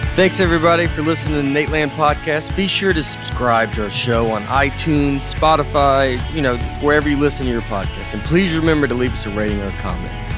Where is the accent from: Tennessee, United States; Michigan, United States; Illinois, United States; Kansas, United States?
Tennessee, United States; Old Hickory; I'm from Old Hickory